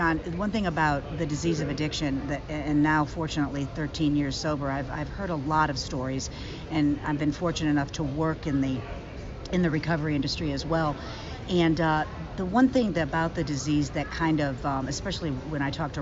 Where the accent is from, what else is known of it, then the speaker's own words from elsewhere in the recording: Willoughby, Ohio, United States; I grew up on the East Side. I grew up in, was born in Willoughby, graduated from Mentor High